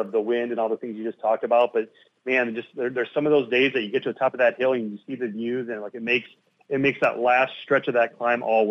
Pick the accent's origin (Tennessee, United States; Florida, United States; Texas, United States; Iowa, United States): Iowa, United States; my hometown, and my parents hosted riders in our yard